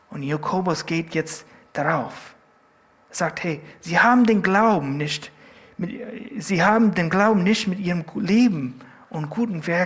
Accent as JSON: {"language": "German", "region": "California", "country": "United States", "said": "In Südkalifornien, wo ich herkomme, gibt es Leute, die behaupten, Surfer zu sein."}